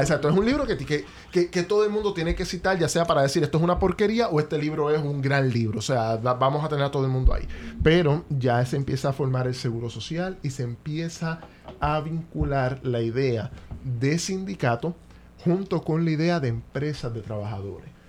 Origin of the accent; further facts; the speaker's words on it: Caguas, Puerto Rico; yo soy de Cagua. Yo soy ah, cagüeño. Tengo el privilegio de ser cagüeño, no por, nacimiento